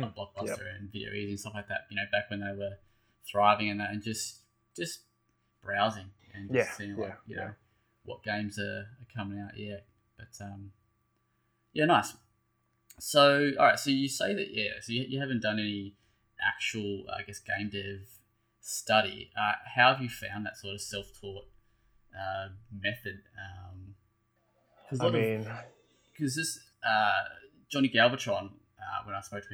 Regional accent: Tasmania, Australia; moved away; I'm originally from Tassie

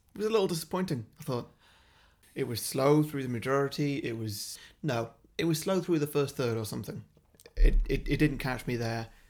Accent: Wales, United Kingdom; as a Welsh person

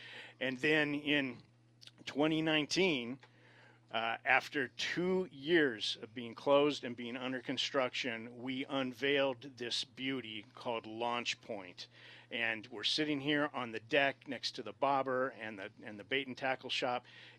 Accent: Lake Elsinore, California, United States; I support my hometown team. All the time. It's the Lake Elsinore Storm.

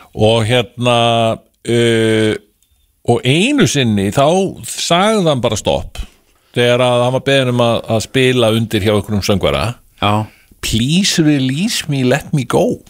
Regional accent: Kópavogur, Capital Region, Iceland; moved away; í mínum gamla heimabæ

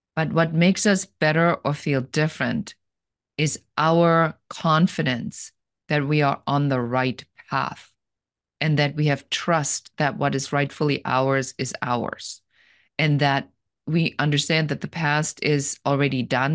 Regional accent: Germany; moved away as an adult; now in Los Angeles, United States; And I'm originally from Germany, and I live here now in Los Angeles.

